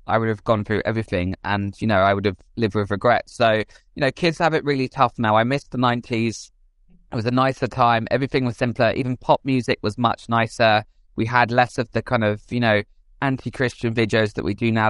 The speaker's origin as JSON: {"language": "English", "region": "England", "country": "United Kingdom", "tie": "born or raised there", "said": "I grew up outside London in the countryside."}